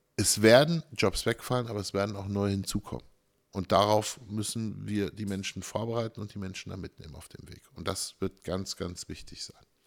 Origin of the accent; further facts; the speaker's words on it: Germany; ich bin sehr froh in Deutschland geboren zu, sein.